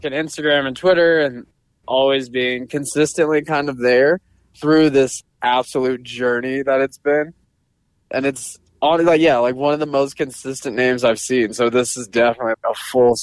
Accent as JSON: {"language": "English", "town": "Sierra Vista", "region": "Arizona", "country": "United States", "tie": "born or raised there", "moved": "yes", "lives_now": "Tucson, United States", "said": "my hometown of Sierra Vista"}